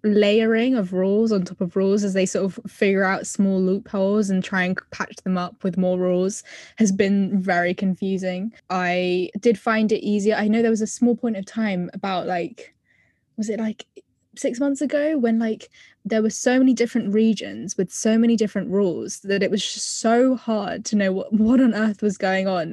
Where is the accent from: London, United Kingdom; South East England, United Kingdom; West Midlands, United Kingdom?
London, United Kingdom; I'm from England, specifically Southwest London